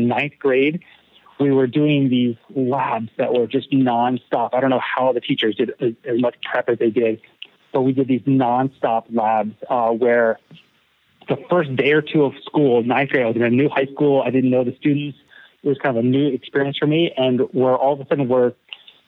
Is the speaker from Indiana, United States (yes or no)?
no; Haddonfield, New Jersey, United States; moved away as an adult; also born or lived in South Carolina; now in Hawaii, United States; I grew up in New Jersey in a suburb of Philadelphia, and I went to a public high school called Haddonfield Memorial High School.